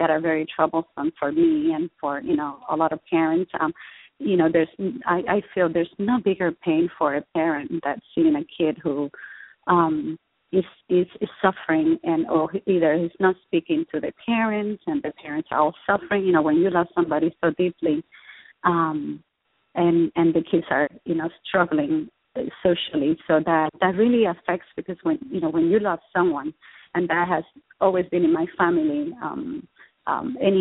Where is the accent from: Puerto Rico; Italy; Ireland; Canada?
Puerto Rico; now in Austin, United States; I was raised in Puerto Rico to very loving to a wonderful family